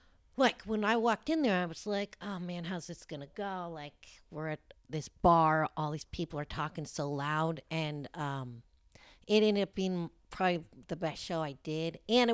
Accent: South Lake Tahoe, California, United States; moved away as an adult; also born or lived in Los Angeles, California; now in Sacramento, United States; No, I'm from Lake Tahoe, actually.

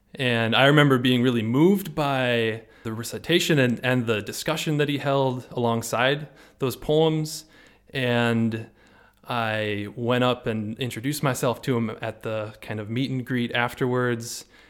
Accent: La Crescent, Minnesota, United States; moved away as an adult; also born or lived in Madison, Wisconsin / Milwaukee, Wisconsin; now in Freiburg, Germany; I'm from La Crescent, Minnesota. Most recently, Milwaukee, Wisconsin

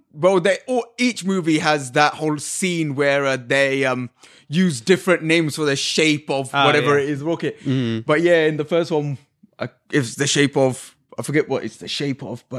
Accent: London, United Kingdom; me being the Londoner here

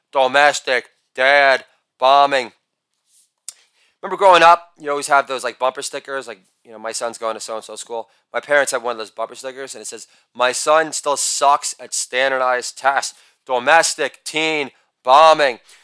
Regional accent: New York, United States; I'm a New Yorker

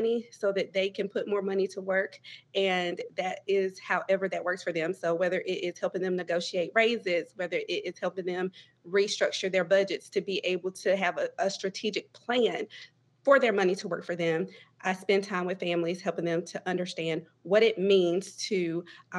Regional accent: Greenville, North Carolina, United States; am originally from Greenville, North Carolina, or somewhere close to there, which is Pitt County, rural Eastern North Carolina

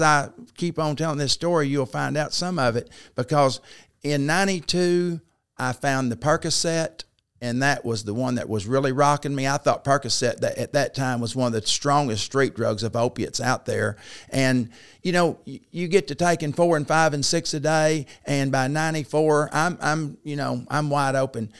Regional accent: Paragould, Arkansas, United States; also born or lived in Flint, Michigan; I grew up in Paragould, so I, I'm fifty-nine years old, and I was born in Flint, Michigan, but we moved here shortly thereafter

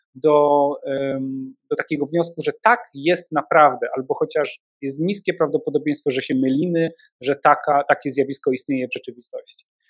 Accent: Częstochowa, Silesian Voivodeship, Poland; Jestem z Częstochowy

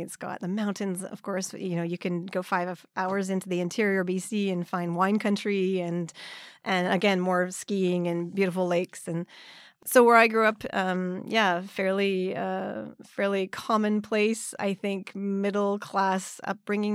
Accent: Vancouver suburbs, British Columbia, Canada; first language English; moved away as an adult; also born or lived in Montreal, Canada; now in Nagano, Japan; I'm originally from Canada, from the suburbs of Vancouver.

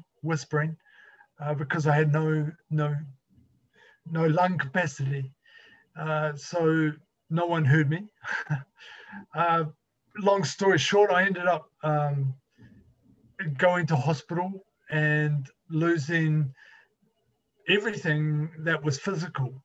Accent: New Zealand; I'm from New Zealand, and I grew up in a little country village or area that was prominently farming

